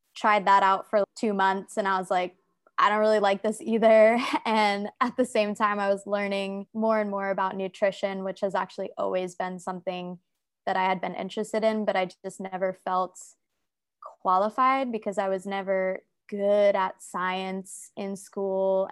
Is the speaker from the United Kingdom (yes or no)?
no; United States; moved away as an adult; also born or lived in New York City, United States; now in Saigon, Vietnam; I'm from America.